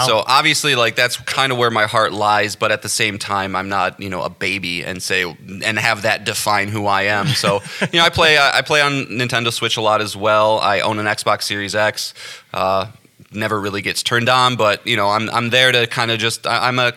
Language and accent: English; the Midwest of the United States, United States; born and raised in the Midwest of the United States of America.